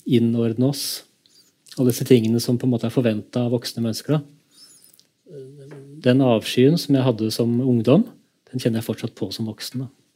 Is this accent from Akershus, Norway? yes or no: no; Kongsberg, Buskerud, Norway; da jeg vokste opp i Kongsberg